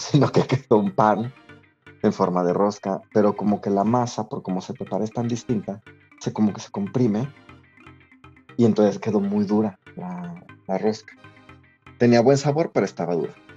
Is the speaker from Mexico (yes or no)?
yes; Mexico; now in England; Somos mexicanos viviendo en Inglaterra